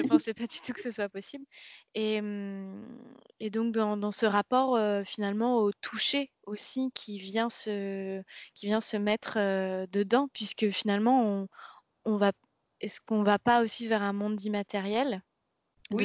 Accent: Rennes, Brittany, France; on vient toutes les deux de Rennes

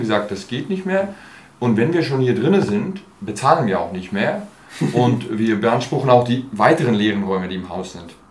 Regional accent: Basel, Basel-Stadt, Switzerland; moved away as an adult; also born or lived in Turkey / Germany; now in Berlin, Germany; zwischen elf und 23, äh, genau, äh, war ich in Basel. Ja, habe ich gelebt, also aufgewachsen, Schule und so weiter

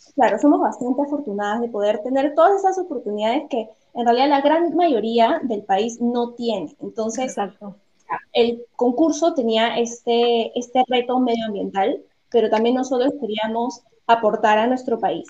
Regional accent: Peru; nosotras somos peruanas

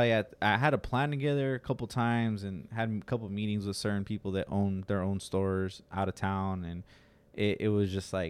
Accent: Santa Maria, California, United States; also born or lived in Salinas / Yuma; I was born in Salinas, and I was raised in Santa Maria. And in Yuma.

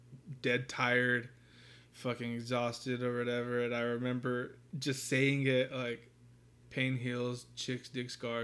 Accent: Fresno, California, United States; now in Norman, United States; I grew up in California.

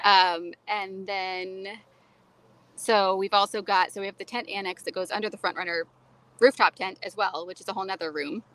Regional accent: Florida, United States; I was raised in Florida. I think that conditions you to any level

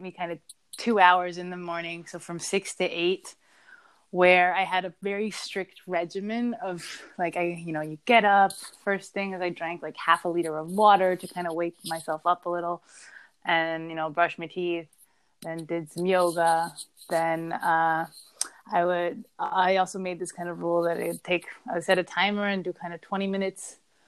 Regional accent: Vienna, Austria; Vienna, where my hometown is

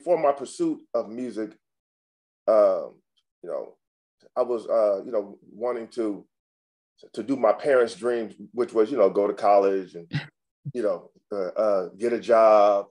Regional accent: Sacramento, California, United States; now in Los Angeles, United States; I'm based in Los Angeles, in Los Angeles, California. But I was actually born in Sacramento, California

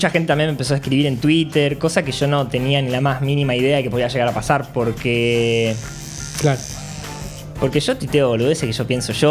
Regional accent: Federación, Entre Ríos, Argentina; also born or lived in Córdoba, Argentina; pero a los cuatro años me fui para Entre Ríos. Toda mi familia, a ver, eh, mi viejo nació en Entre Ríos, somos todos de Córdoba, pero nos fuimos, yo tenía cuatro, mi hermano más chico había nacido prácticamente y nos fuimos todos para Entre Ríos.

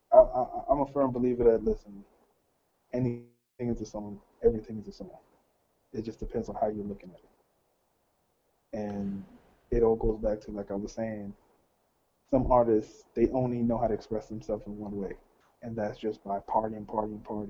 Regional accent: New York City, New York, United States; I'm from Brooklyn, so Flatbush exactly.

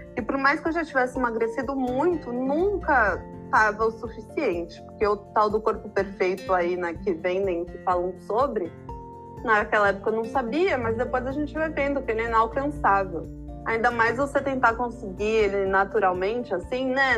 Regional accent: São Paulo, Brazil; moved away as an adult; Eu me mudei para a praia para ter mais esse contato, mas eu morei minha vida inteira em São Paulo.

